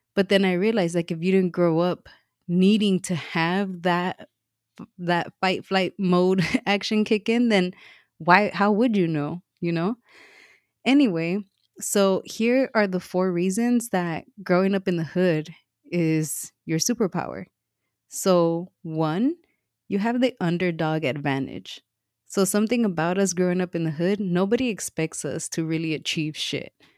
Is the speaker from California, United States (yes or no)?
yes; Los Angeles, California, United States; moved away; I grew up in Watts, um, and m, so did my m, my mom